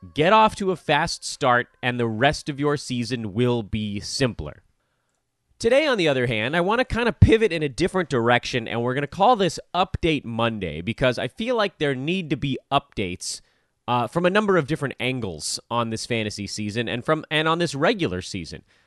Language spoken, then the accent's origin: English; California, United States; as a Californian